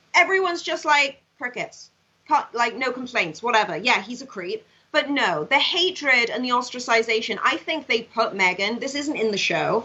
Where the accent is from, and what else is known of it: Swansea, Wales, United Kingdom; born or raised there; moved away as an adult; now in United States